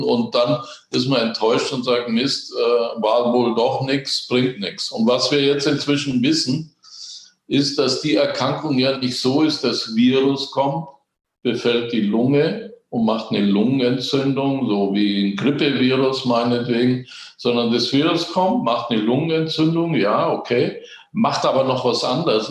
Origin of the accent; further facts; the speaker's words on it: Germany; bei uns in Deutschland